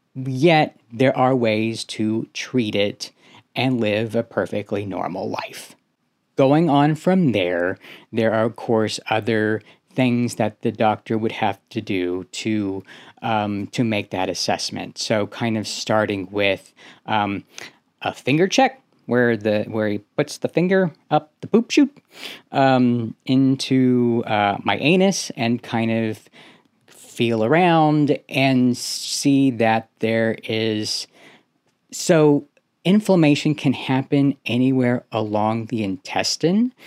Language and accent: English; Houston, Texas, United States; moved away as an adult; also born or lived in Seattle; I ended up moving away from, uh, my hometown to Seattle, across the country from where I'm originally from, from Houston, Texas